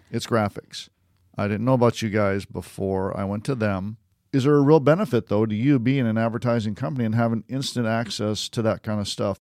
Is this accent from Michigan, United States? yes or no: yes; Detroit, Michigan, United States; I'm a Red Wings fan because I grew up in Detroit